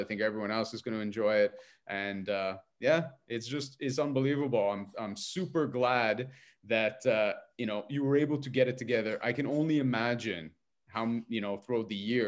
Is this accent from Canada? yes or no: yes; Montreal, Quebec, Canada; I'm from Montreal